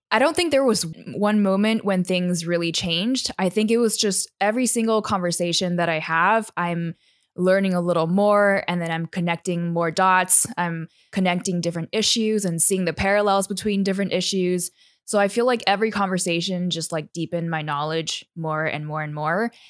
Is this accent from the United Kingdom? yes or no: no; Taiwan; I'm a third culture kid. So, I was born and raised in Taiwan. And growing up in a city, I didn't really have access to the great outdoors